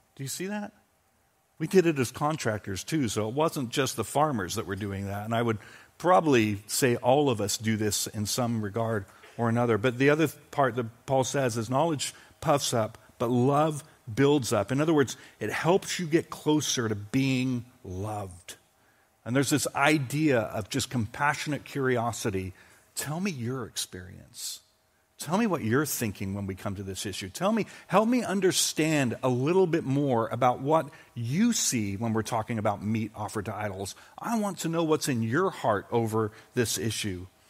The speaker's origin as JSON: {"language": "English", "country": "United Kingdom", "tie": "born or raised there", "moved": "yes", "said": "growing up in Britain"}